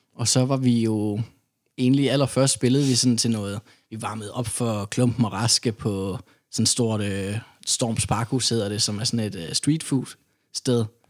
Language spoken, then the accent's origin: Danish; Odense, Southern Denmark, Denmark; jeg kommer jo fra Odense